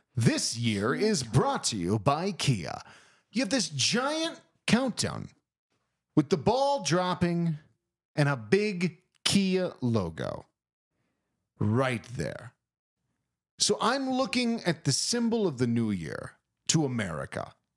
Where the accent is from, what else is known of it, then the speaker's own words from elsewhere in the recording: East Coast, United States; moved away; growing up on the East Coast